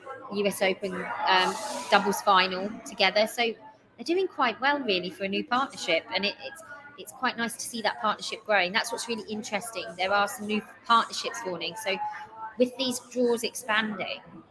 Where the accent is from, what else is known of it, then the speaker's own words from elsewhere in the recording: Newcastle upon Tyne, North East England, United Kingdom; I was born in Newcastle, so I'm a Newcastle fan